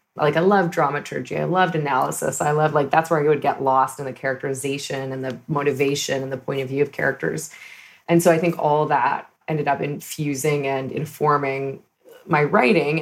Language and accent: English; Toronto, Ontario, Canada; moved away as an adult; now in Los Angeles, United States; I hail from a suburb of Toronto called Scarborough